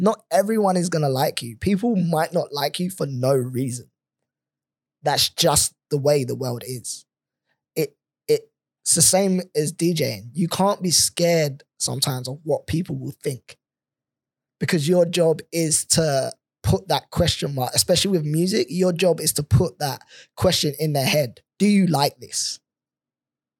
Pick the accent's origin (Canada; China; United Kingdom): United Kingdom; London; moved away as an adult; now in Perth, Australia; coming from London